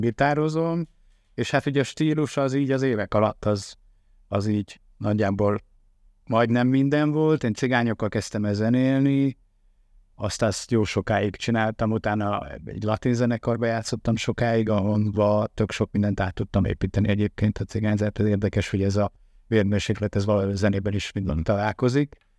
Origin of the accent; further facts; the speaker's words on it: Tamási, Tolna, Hungary; moved away; Én vidéki gyerek vagyok, Tamásiban nevelkedtem